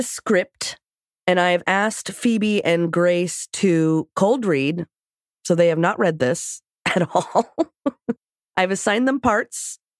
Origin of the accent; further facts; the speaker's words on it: Washington, United States; accent: Washington; You just don't understand my Washington accent.